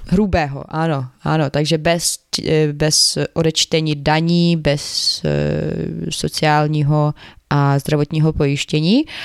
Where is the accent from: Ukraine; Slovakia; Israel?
Ukraine; Czech is a second language; now in Czech Republic